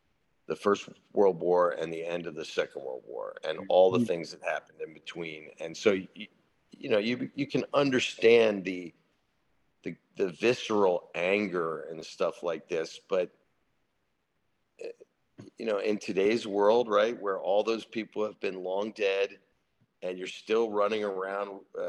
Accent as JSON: {"language": "English", "country": "United States", "said": "I'm an American veteran"}